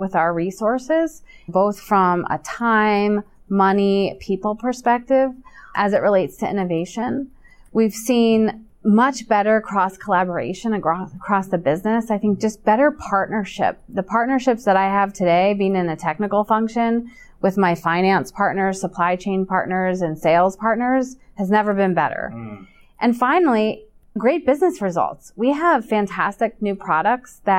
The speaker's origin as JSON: {"language": "English", "town": "Hershey", "region": "Pennsylvania", "country": "United States", "tie": "born or raised there", "said": "I was born in Hershey, so I'm a little bit biased. I grew up there"}